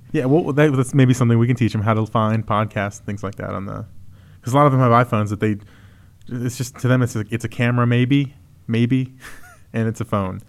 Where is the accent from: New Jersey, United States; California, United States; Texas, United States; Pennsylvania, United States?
Texas, United States; as a Texan